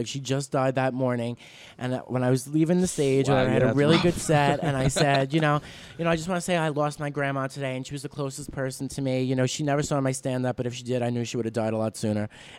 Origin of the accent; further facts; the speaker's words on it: New York City, New York, United States; we're from Staten Island.